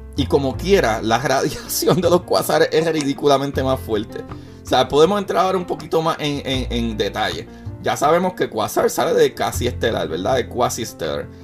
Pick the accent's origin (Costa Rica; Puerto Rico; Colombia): Puerto Rico; yo soy puertorriqueño, para los que no sabían todavía en mi país hay una crisis súper fuerte